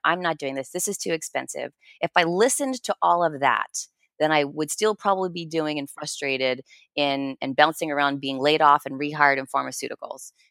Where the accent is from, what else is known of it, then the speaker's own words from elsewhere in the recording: New Jersey, United States; I'm a blue collar kid, I grew up in New Jersey